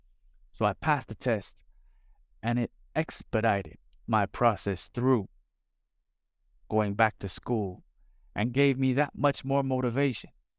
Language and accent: English; South Florida, United States; Growing up in South Florida, Spanish was a premium